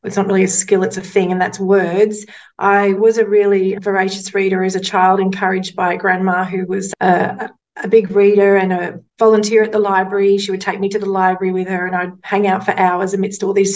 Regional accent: Mackay, Queensland, Australia; One of the first newspapers I worked at was in my hometown of Mackay

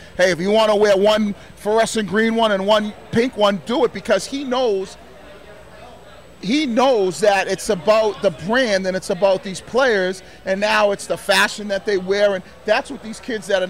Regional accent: Boston, Massachusetts, United States; a 15-year-old kid growing up in Boston who was a fan of basketball

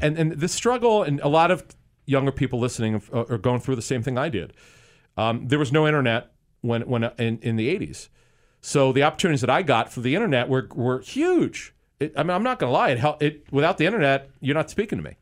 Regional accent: Philadelphia, Pennsylvania, United States; as a kid growing up in Philly, in the Philadelphia area

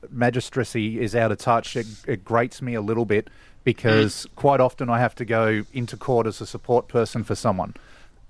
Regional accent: Melbourne, Victoria, Australia; I'm from Melbourne. Most people know I'm from Melbourne.

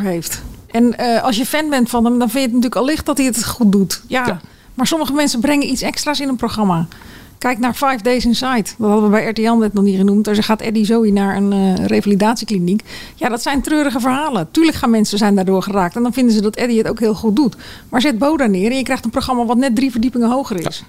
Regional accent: Netherlands; wij Nederlanders

